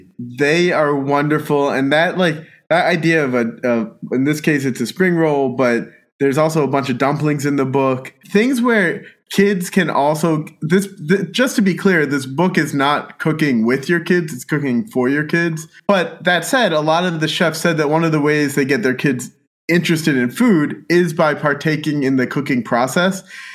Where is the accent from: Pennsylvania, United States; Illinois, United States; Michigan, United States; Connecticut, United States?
Pennsylvania, United States; born or raised there